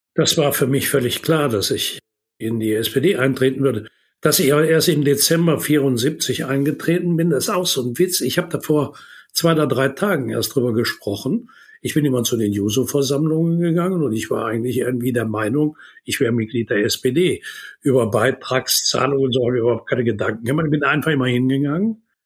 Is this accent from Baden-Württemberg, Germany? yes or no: no; Würselen, North Rhine-Westphalia, Germany; die Aula des Gymnasiums das ich besucht habe in meiner Heimatstadt in Würselen